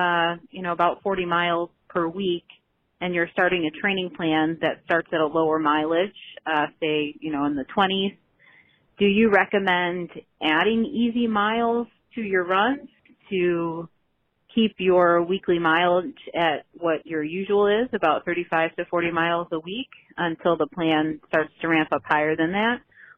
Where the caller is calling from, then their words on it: Chicago, Illinois, United States; I'm calling from Chicago. I have three boys.